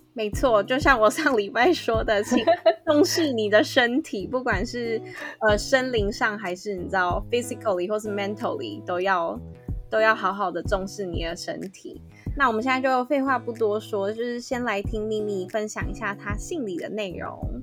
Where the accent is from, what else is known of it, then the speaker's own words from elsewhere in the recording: Taipei, Taiwan; also born or lived in Canada; 身为台北人